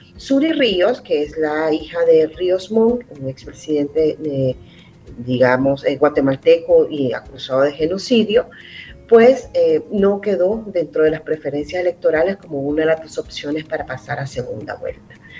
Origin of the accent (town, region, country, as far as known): El Salvador